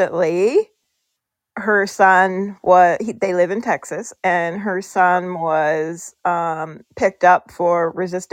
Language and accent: English; Canada; we're Canadian